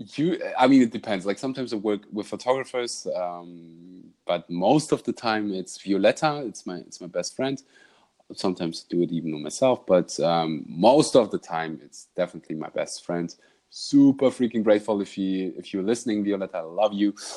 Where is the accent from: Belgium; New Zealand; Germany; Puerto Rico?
Germany; English is a second language; I had the the honor to learn Dutch because I'm from Germany, so it's really close.